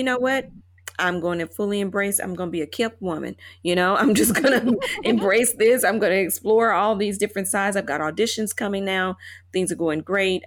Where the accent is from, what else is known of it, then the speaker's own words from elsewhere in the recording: Chattanooga, Tennessee, United States; moved away as an adult; also born or lived in Indianapolis / Ascot, England / London; now in Taipei, Taiwan; I moved from Chattanooga, Tennessee, as my hometown